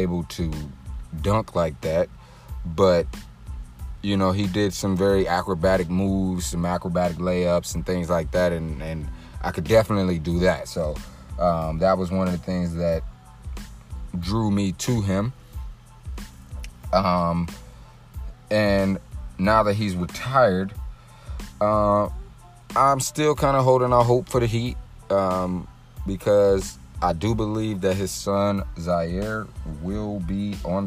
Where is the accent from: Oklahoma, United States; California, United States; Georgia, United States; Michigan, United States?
Michigan, United States; Detroit; I am from Detroit. That is my hometown team